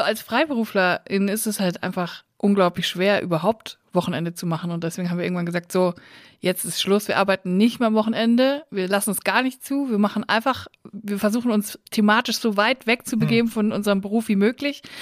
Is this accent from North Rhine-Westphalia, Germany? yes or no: yes; Unglinghausen, North Rhine-Westphalia, Germany; moved away; Ich komme aus Unglinghausen bei Netfen bei Siegen